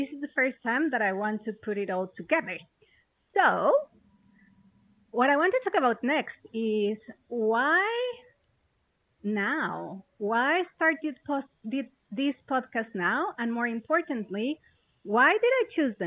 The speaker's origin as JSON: {"language": "English", "country": "Mexico", "also_born_or_lived": "London", "moved": "as an adult", "lives_now": "Malaysia", "said": "I'm originally from Mexico."}